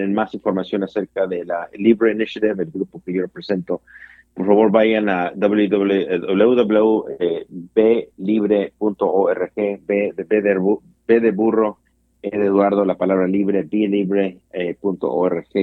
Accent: United States; para vivir soy americano

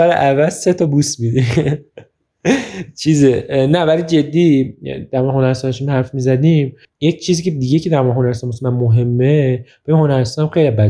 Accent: Iran; من همه ترکا رو دوست دارم نه من خودم ترکم اینجا من

